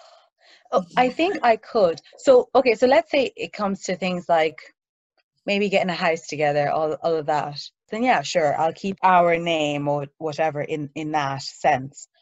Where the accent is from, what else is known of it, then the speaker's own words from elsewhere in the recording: Ireland; moved away as an adult; also born or lived in Nigeria; now in London, United Kingdom; So I was born in Nigeria. I moved to Ireland um, at a young age, so that's where I grew up